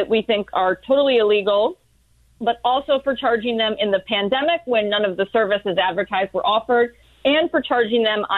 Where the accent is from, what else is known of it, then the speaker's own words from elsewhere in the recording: Washington, District of Columbia, United States; So I'm a lawyer. I'm from Washington, D.C.